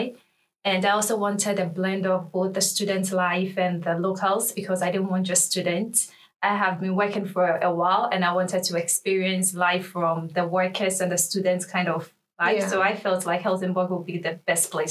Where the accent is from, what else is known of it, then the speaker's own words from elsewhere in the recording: Ghana; moved away as an adult; now in Sweden; I'm from Ghana